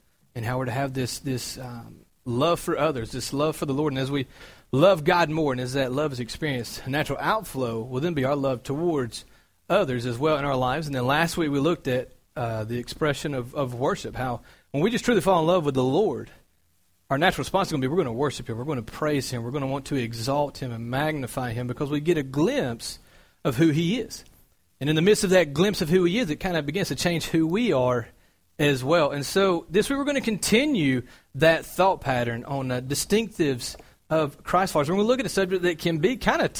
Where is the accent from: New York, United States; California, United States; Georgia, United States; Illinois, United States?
Georgia, United States; Cartersville; moved away as an adult; I'm from Georgia. I moved up from a small town called Cartersville